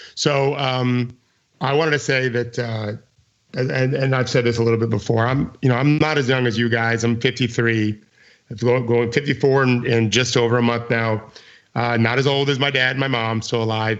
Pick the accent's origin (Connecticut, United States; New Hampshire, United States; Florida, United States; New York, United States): Florida, United States; I grew up in Florida